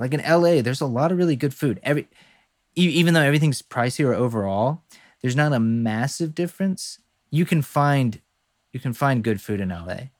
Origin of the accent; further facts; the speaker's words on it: the South, United States; we're both from the South